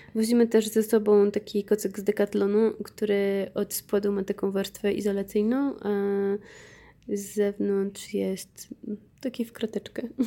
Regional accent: Poland

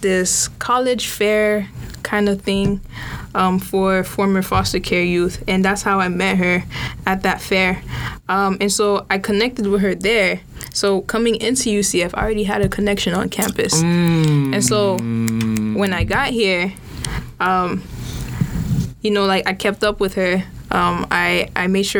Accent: Haiti; now in Orlando, United States; I'm Haitian. I'm from Haiti.

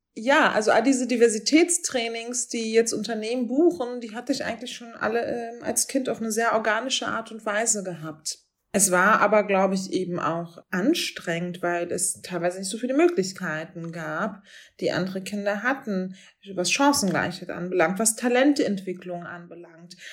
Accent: Berlin, Germany; der Nachbarbezirk von Wedding, wo ich aufgewachsen bin

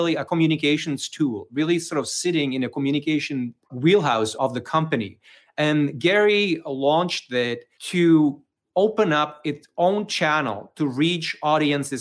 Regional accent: Czechia; English is a second language; moved away as an adult; also born or lived in Prague, Czech Republic; now in Brooklyn, United States; So you may hear it from my accent. So I'm actually originally from the Czech Republic, even though I'm coming to you live from Brooklyn, New York

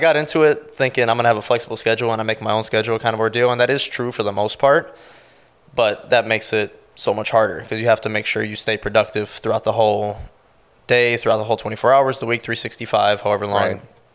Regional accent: Milwaukee, Wisconsin, United States; moved away as an adult; now in Sarasota, United States; I was born and raised in Milwaukee, around the Milwaukee, Wisconsin area

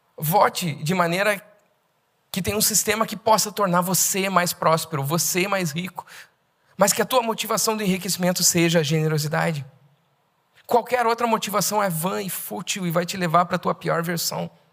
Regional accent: Brazil; Eu tenho a brasilidade, a brasilidade faz parte de mim

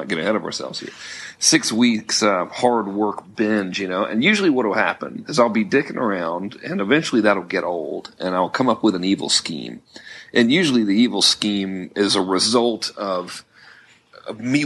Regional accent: Florida Keys, United States; also born or lived in Georgia; now in California, United States; I grew up in the Florida Keys on the ocean

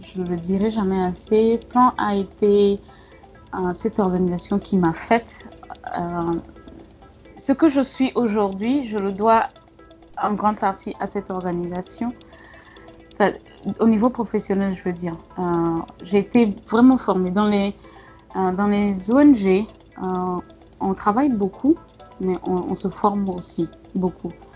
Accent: Togo; moved away as an adult; also born or lived in Bamako, Mali / Mopti, Mali; now in Gao, Mali; Oui, je suis togolaise. J'ai des origines, euh, du Ghana et du Bénin

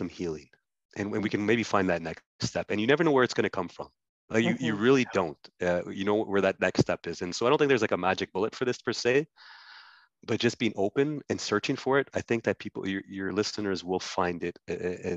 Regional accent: Ottawa, Ontario, Canada; I grew up in Ottawa, born and raised in Ottawa.

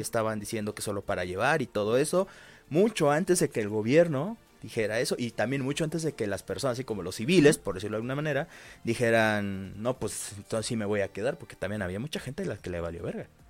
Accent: Veracruz, Mexico; moved away; también en Veracruz, este, también fue más o menos lo mismo. Por ejemplo, en mi pueblo, es un lugar muy pequeño de por sí

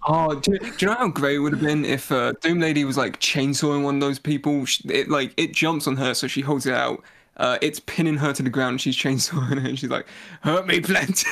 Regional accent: United Kingdom

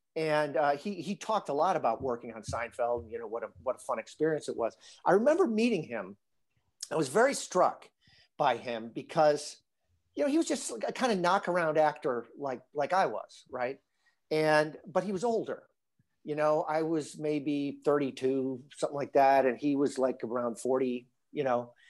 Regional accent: northern Illinois, United States; moved away; my hometown, I'm from a little town in, in northern Illinois

